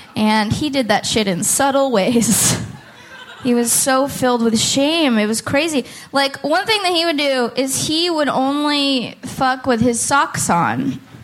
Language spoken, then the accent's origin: English; Oakland, California, United States; moved away as an adult; now in Portland, United States; I'm from Oakland